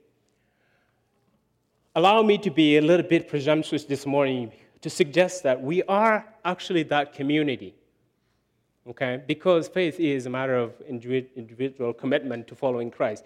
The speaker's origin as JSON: {"language": "English", "country": "Chad", "tie": "born or raised there", "moved": "yes", "said": "I grew up in Chad, no electricity."}